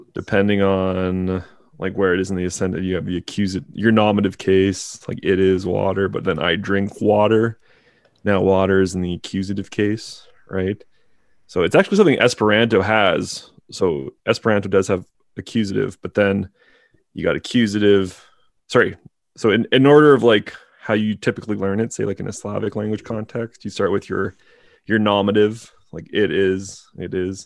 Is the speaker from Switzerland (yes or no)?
no; Canada; being Canadian